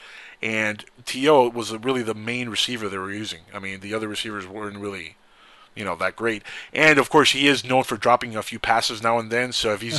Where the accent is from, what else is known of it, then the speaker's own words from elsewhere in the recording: California, United States; I grew up in California